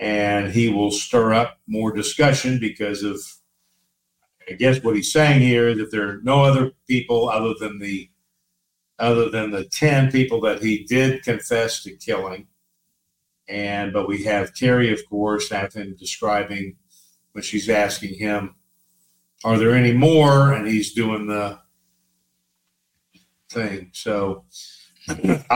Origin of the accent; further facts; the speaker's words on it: Tulsa, Oklahoma, United States; Tulsa, Oklahoma is my hometown